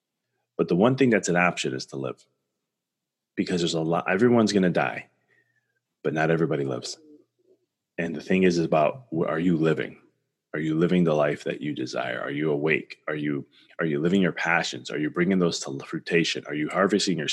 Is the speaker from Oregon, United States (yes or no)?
no; Chicago, Illinois, United States; I'm from Chicago